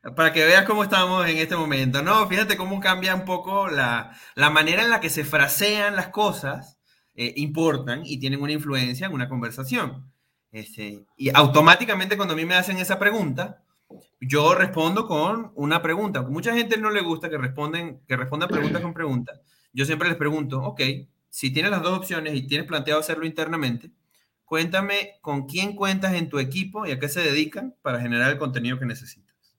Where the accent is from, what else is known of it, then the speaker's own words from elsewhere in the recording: Venezuela; moved away as an adult; now in Mexico; nacido y criado en Venezuela